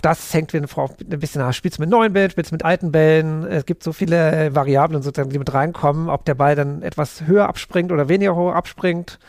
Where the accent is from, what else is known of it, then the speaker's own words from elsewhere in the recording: Berlin, Germany; ich bin Berliner, auch wenn ich jetzt gar nicht so groß Berliner, aber genau, bin Berlin-Wimmersdorf geboren